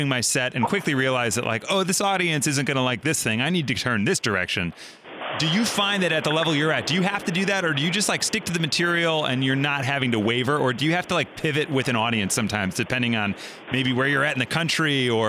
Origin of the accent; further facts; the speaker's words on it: Chicago, Illinois, United States; also born or lived in Los Angeles; So I live in Chicago. I'm from Chicago, but my wife and I lived in LA for a time.